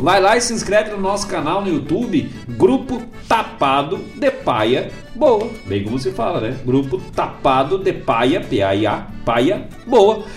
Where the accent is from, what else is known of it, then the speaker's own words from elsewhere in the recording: Bom Jesus, Rio Grande do Sul, Brazil; moved away; minha querida Bom Jesus, minha terra natal.